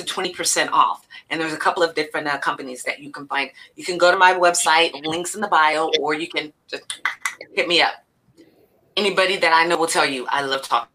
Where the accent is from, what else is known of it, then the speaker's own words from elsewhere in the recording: Elk Grove, California, United States; I grew up in Elk Grove